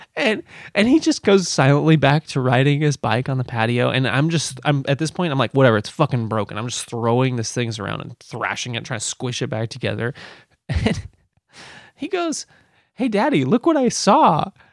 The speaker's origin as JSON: {"language": "English", "country": "United States", "said": "I'm American."}